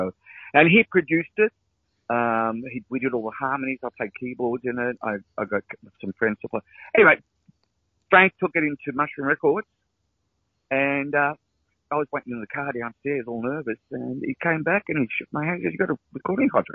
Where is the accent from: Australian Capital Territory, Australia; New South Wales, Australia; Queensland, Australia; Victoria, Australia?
Victoria, Australia; Brunswick; Mum used to work for Fletcher Jones and in Brunswick here, where I grew up in Brunswick